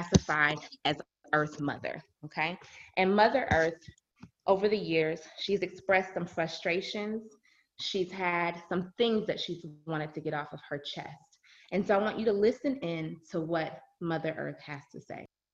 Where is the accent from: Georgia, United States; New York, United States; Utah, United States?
Georgia, United States; Decatur; I was raised in Decatur, Georgia with a really Christian family